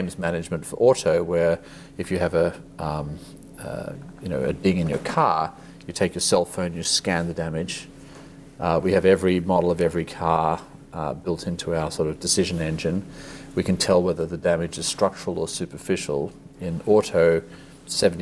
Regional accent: Australia; moved away as an adult; also born or lived in Asia; I grew up in Australia, but spent most of my career in Asia.

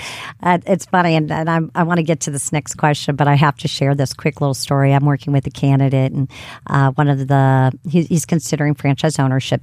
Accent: Ohio, United States; now in Atlanta, United States; Miami, Ohio, which is my home state

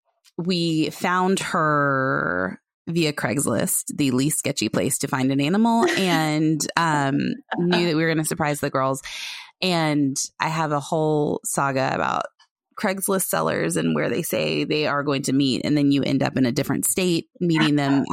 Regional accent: Knoxville, Tennessee, United States; moved away; I'm from Knoxville.

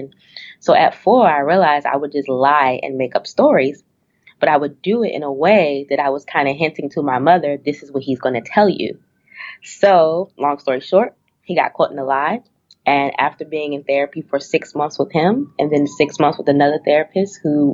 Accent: Washington, District of Columbia, United States; also born or lived in Richmond, Virginia; I'm born and raised in Washington, D.C.

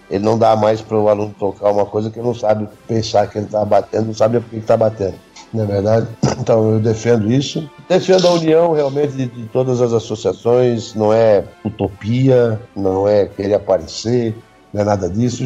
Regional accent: Blumenau, Santa Catarina, Brazil; moved away as an adult; now in Jaraguá do Sul, Brazil; até 1984, quando saí de Blumenau, que era minha terra natal

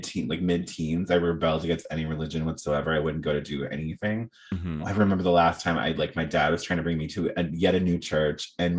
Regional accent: Arkansas, United States; I grew up in Arkansas

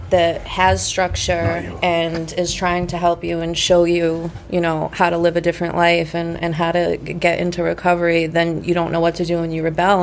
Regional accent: Saugus, Massachusetts, United States; also born or lived in Malden, Massachusetts; I was born in Walden, moved to Saugus when I was 10

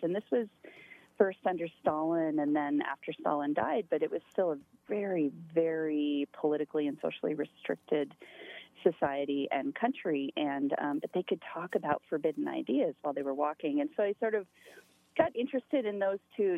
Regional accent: Montana, United States; moved away as an adult; also born or lived in upstate New York; I'm originally from Montana

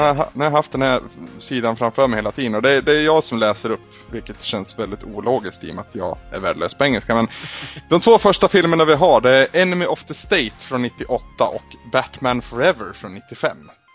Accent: Sweden; vi är ju svenskar

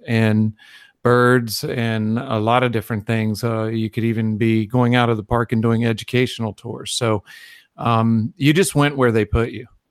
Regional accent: Virginia, United States; moved away; I was in Virginia, nowhere near an ocean

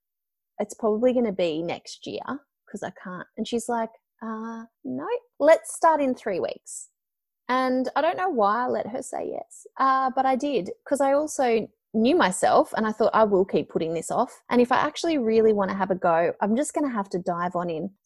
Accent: Melbourne, Victoria, Australia; I'm from Melbourne and, you know, I'd worked for a multimedia production company here in Melbourne

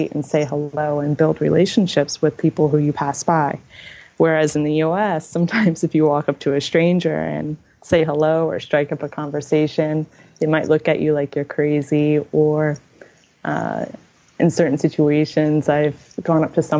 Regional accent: United States; also born or lived in Uganda; as an American, I was raised to be very independent and self-sufficient

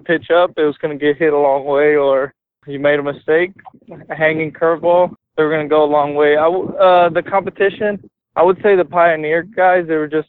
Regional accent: Texas, United States; I'm from Texas, so we have a lot of like farm animals.

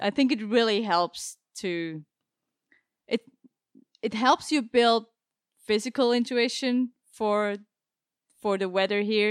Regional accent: Basel, Basel-Stadt, Switzerland; moved away as an adult; also born or lived in Zurich; I come from Switzerland, yeah. I was born and raised, uh, in Basel

